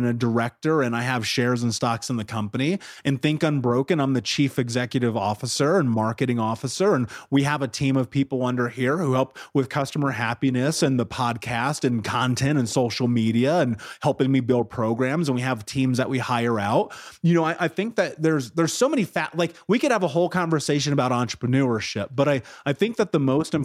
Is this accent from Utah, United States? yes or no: no; Indianapolis, Indiana, United States; I grew up in Indianapolis. 30th and Georgetown was one of the areas I lived